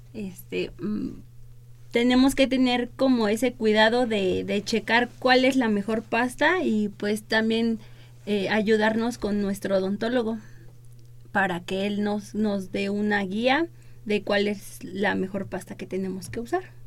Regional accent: Mexico

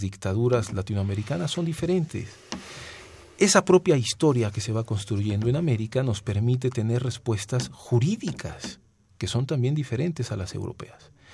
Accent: Guerrero, Mexico; also born or lived in Milan, Italy; yo soy guerrerense, yo soy de igual a Guerrero

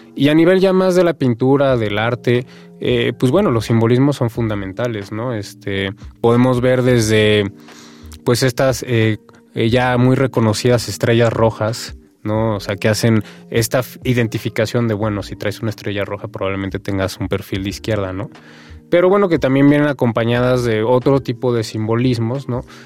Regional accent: Mexico; de nuestra cultura, de nuestra identidad como mexicanos

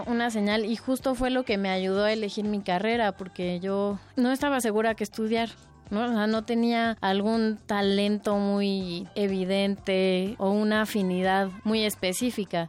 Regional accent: Mexico City, Mexico; Nací en la Ciudad de México en septiembre de 1990

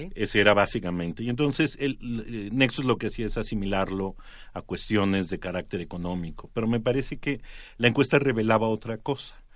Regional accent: Mexico; cómo éramos los mexicanos

